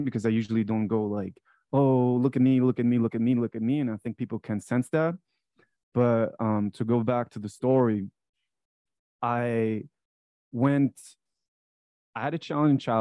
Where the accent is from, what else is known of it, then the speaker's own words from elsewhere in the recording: Frankfurt, Hesse, Germany; moved away as an adult; now in United States; I was born in Frankfurt, Germany. That's where I grew up.